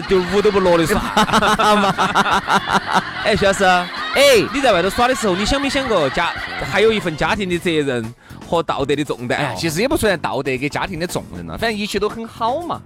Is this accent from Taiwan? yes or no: no; China; 一听到我们是中国人